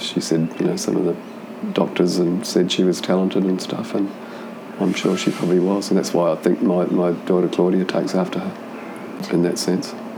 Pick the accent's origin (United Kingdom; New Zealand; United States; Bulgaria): New Zealand; Auckland; now in Sydney, Australia; I grew up in Auckland, in New Zealand, in South Auckland